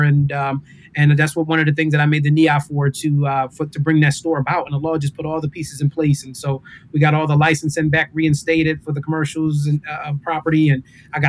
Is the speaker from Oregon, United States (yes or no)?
no; Philadelphia, Pennsylvania, United States; growing up in Philadelphia, this was like the place kind of outside of our two Eids where the Muslims would kind of come together